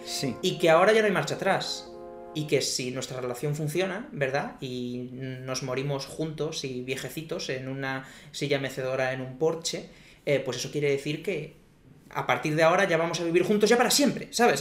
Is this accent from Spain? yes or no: yes; Spain; En España siempre hemos sido de Reyes Magos